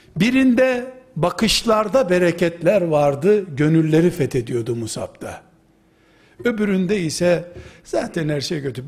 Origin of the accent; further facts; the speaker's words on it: Black Sea Region, Turkey; Bizim Karadeniz yöresinin